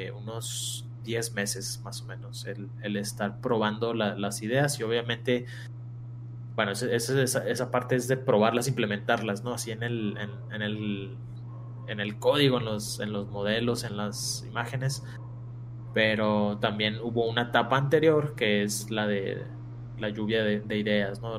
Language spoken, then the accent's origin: Spanish; Mexico; somos mexicanos